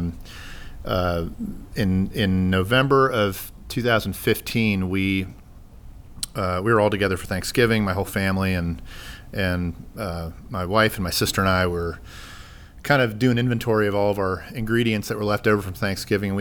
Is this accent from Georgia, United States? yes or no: yes; Sandy Springs, Georgia, United States; My family and I moved back to Sandy Springs in 2002 or 2003